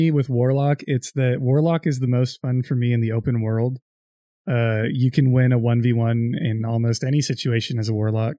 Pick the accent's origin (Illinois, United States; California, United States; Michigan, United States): California, United States; I'm from California.